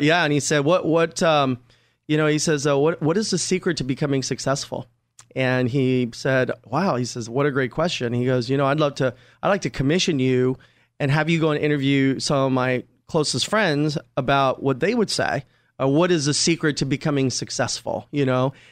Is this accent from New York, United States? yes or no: no; Glendale, California, United States; also born or lived in Rampart District, Los Angeles; I grew up in Glendale